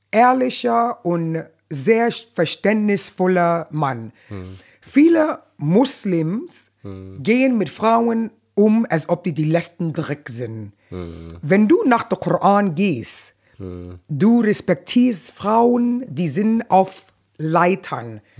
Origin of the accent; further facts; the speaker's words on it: New York, United States; first language Arabic; German is a second language; ich habe Arabisch gesprochen, Arabisch gelesen, mitten in New York.